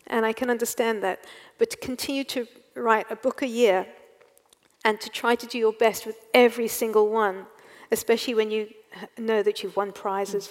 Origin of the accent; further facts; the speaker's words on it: England, United Kingdom; also born or lived in South Africa; now in Wales, United Kingdom; I'm, I'm English. I was born in England, mm. and so well, I say that, but I live in Wales.